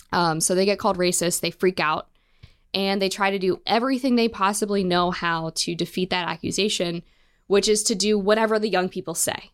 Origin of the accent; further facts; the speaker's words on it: Western Maryland, United States; I grew up in Western Maryland.